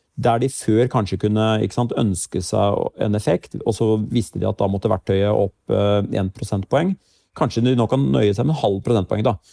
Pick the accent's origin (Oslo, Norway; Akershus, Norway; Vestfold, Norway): Vestfold, Norway; Larvik; Jeg kommer jo selv fra Larvik